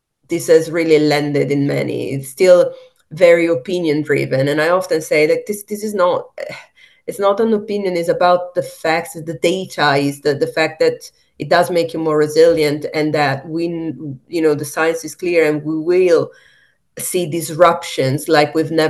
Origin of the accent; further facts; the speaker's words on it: Italy; moved away; also born or lived in Ecuador; I'm from Italy